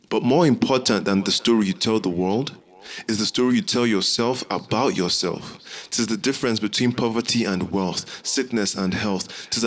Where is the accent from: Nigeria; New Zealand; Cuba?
Nigeria; also born or lived in South Korea; I am a Nigerian Igbo man born in South Korea, named …, named after a symbol of American police brutality.